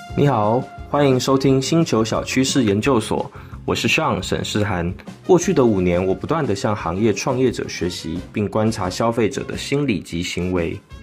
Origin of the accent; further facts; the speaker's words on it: Northwest China, China; moved away; also born or lived in Jiangnan / Greater Bay Area; 我来自大溪北，一路南下求学，从江南到湾区